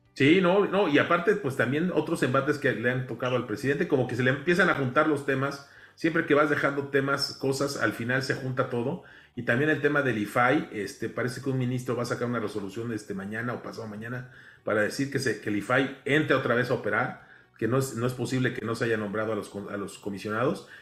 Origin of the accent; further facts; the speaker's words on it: Mexico; aquí todos somos mexicanos